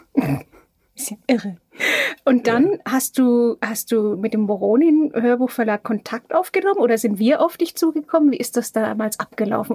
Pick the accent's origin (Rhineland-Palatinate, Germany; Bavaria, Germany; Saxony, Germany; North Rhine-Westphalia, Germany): Bavaria, Germany; Franconia; Die Franken besonders, ja. ja. Wir sind ja die Plaudertaschen Deutschlands.